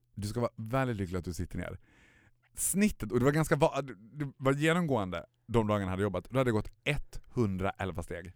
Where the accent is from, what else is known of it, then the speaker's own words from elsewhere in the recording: Borlänge, Dalarna County, Sweden; moved away; Jag var hemma i Borlänge